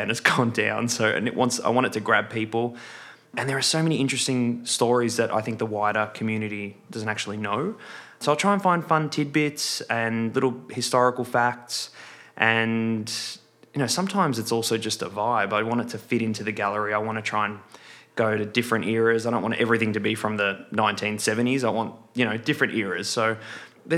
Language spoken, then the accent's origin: English; Melbourne, Victoria, Australia; born and raised in Melbourne. So this is my home.